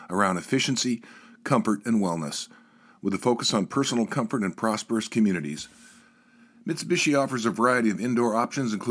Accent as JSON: {"language": "English", "town": "Birmingham", "region": "Alabama", "country": "United States", "tie": "born or raised there", "also_born_or_lived": "New York City", "moved": "as an adult", "said": "I was born in Birmingham, Alabama."}